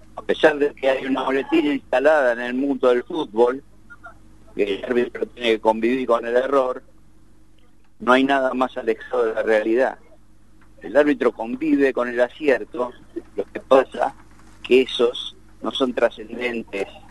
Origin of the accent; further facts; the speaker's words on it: Temperley, Buenos Aires Province, Argentina; hoy estoy acá, en Tamperley, donde nací y vivo.